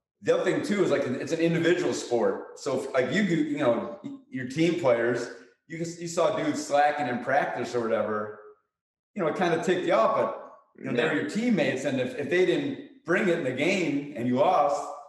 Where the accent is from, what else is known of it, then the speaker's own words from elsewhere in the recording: Chicago, Illinois, United States; I played hockey in high school growing up in Chicago.